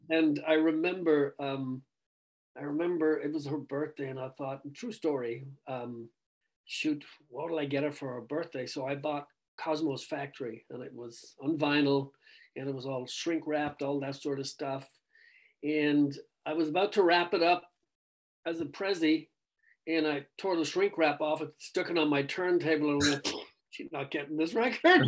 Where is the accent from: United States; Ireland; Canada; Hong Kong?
Ireland; growing up in Ireland